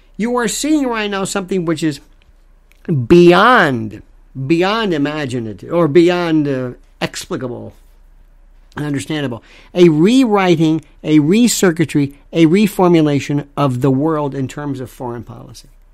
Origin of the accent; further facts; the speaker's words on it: United States; I'm an American